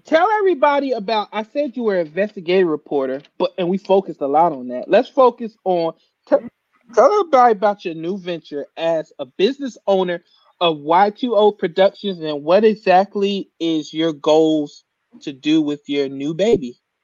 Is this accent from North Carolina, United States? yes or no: no; New Jersey, United States; moved away; I'm from New Jersey.